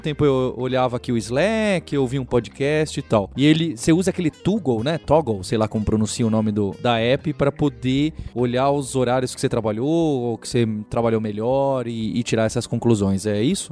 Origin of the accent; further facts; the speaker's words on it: São Paulo, Brazil; Então somos nós dois de São Paulo